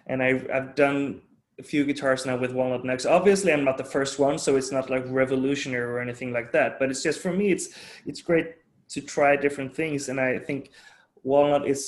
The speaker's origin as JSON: {"language": "English", "country": "Sweden", "tie": "born or raised there", "said": "growing up in Sweden, and my dad's from Denmark."}